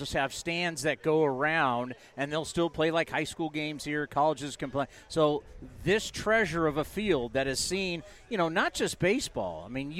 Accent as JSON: {"language": "English", "town": "San Diego", "region": "California", "country": "United States", "tie": "born or raised there", "said": "because I grew up in San Diego."}